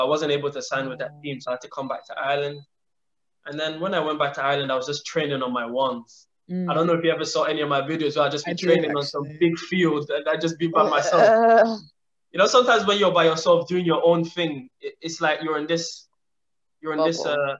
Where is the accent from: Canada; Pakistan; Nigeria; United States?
Nigeria; And being a Nigerian, you know, we always have so many history of Nigerian players who made big money and today they're in Nigeria broke.